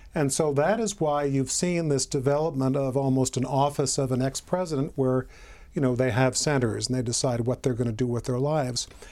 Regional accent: Illinois, United States; I grew up in Illinois.

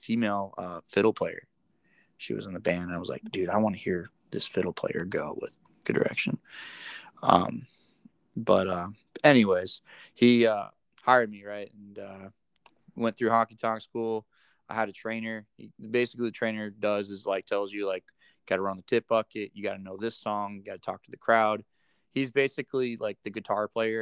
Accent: Florida, United States; moved away; I'm from Florida, right? So I don't really see snow

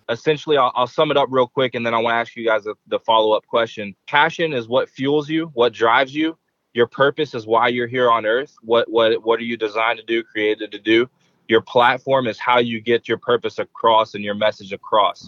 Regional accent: Huntsville, Alabama, United States; now in Central Florida, United States; from Huntsville, Alabama

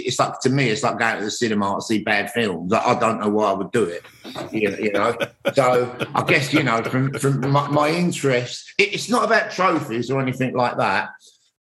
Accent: London, United Kingdom; I grew up in Hackney

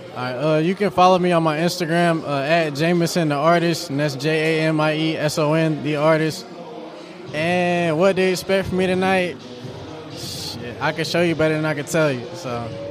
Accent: Fayetteville, North Carolina, United States; moved away as an adult; now in Virginia, United States; I'm from Fayetteville, North Carolina. I've been in Virginia about three and a half years now

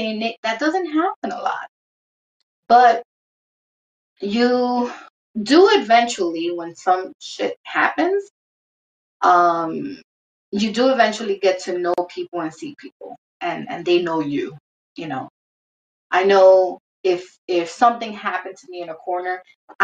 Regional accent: New York City, New York, United States; also born or lived in Brooklyn / Bronx; raised in Washington Heights

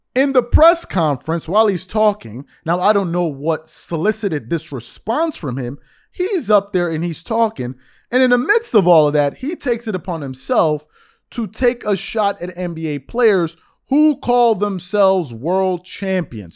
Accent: United States; also born or lived in Rome, Italy; As an American

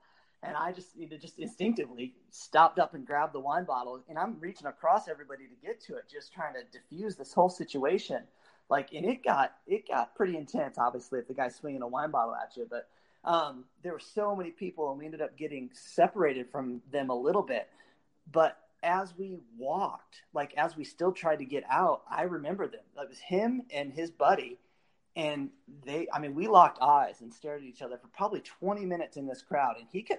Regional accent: Milwaukee, Wisconsin, United States; And, you know, here I am from Milwaukee, and nobody really knows who Bango is

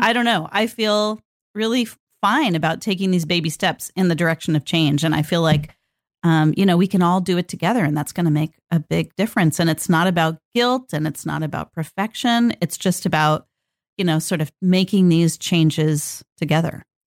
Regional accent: Northern California, United States; I grew up in Northern California

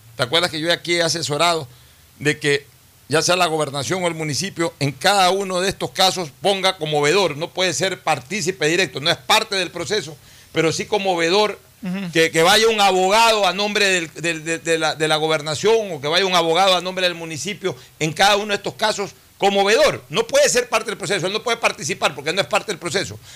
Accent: Guayaquil, Guayas, Ecuador; es nuestra ciudad que nos vio nacer, en el caso de Cristina y mío

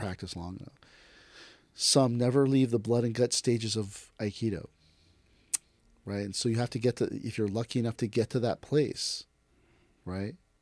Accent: United States; I am Japanese American

